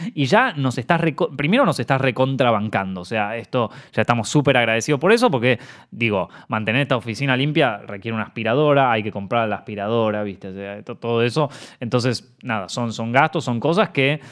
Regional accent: Argentina; also born or lived in Buenos Aires; como argentino

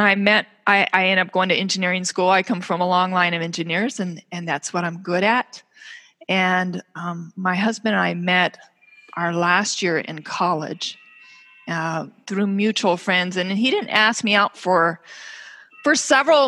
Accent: California, United States; now in Minnesota, United States; I grew up out in California, and we had hills behind us with these big sprawling oak trees

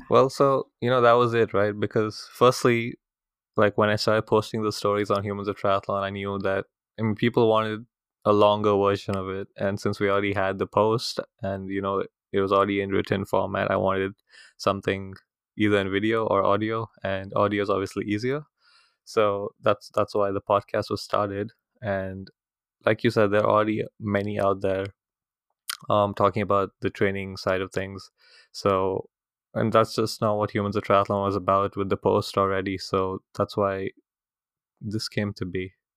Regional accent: India; moved away; coming from India where I'm from

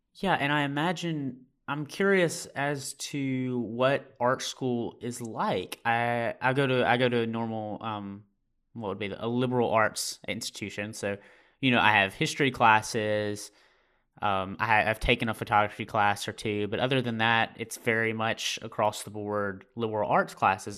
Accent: Amory, Mississippi, United States; moved away as an adult; also born or lived in New Haven, Connecticut; I am from Mississippi in the USA. It's where I graduated uh, in a rural town um, called Amory.

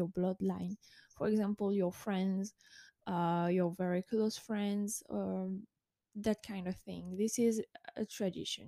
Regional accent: France; I was born in France

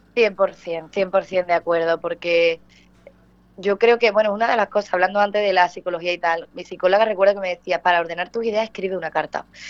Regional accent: Punta Umbría, Andalusia, Spain; haber nacido allí en Huelva, en Punta Umbría, mi tierra

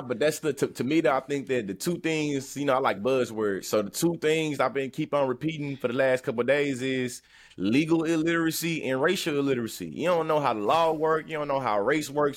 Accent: the South, Texas, United States; as a Southerner

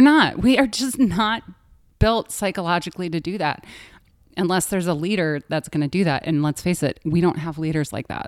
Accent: Wisconsin, United States; I grew up in Wisconsin

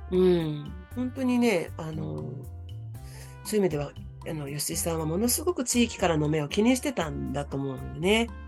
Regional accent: Nerima, Tokyo, Japan; also born or lived in Tokushima / Koto, Tokyo / Nakano, Tokyo; 練馬区で生まれて、うん、練馬区で育って

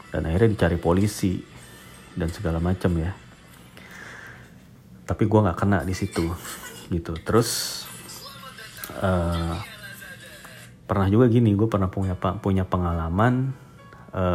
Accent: Indonesia; gue orang Indonesia lah gue gitu iya Indonesia gitu

